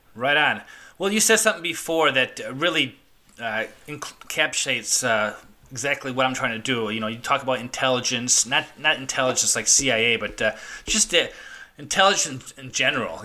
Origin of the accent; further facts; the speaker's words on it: Chicago, Illinois, United States; I grew up in Chicago. I grew up in Chicago